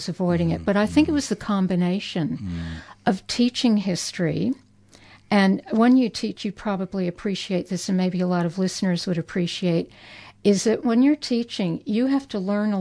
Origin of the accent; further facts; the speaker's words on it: United States; moved away as an adult; now in Australia; I'm a working class America